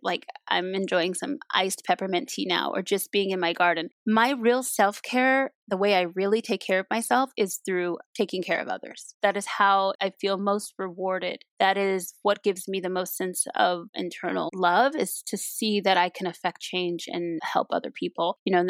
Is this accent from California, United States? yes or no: yes; Compton, California, United States; Being born and raised in Los Angeles and growing up in Compton, there is no leisure in disconnecting to things that are happening on the ground you live on.